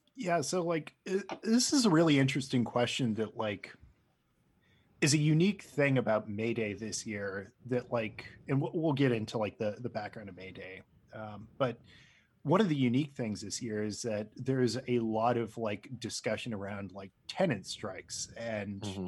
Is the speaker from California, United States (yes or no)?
yes; Los Angeles, California, United States; I grew up in Los Angeles and I remember my high school basically shut down